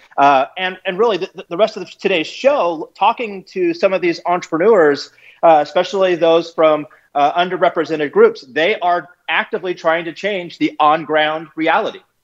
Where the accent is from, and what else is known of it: California, United States; moved away as an adult; now in St. Louis, United States